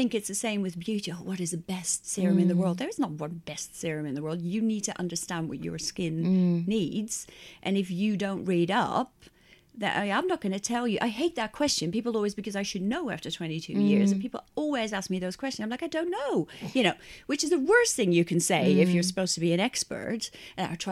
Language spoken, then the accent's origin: English; Netherlands; moved away as an adult; now in England; I'm from Holland